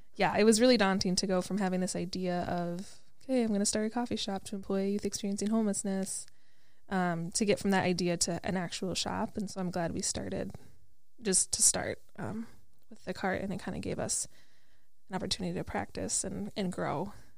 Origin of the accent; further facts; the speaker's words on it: Wisconsin, United States; now in Minneapolis, United States; I'm from Wisconsin